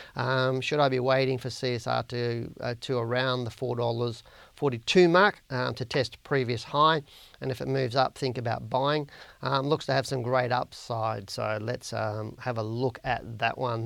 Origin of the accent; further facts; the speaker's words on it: Australia; accent: Australian; my Australian accent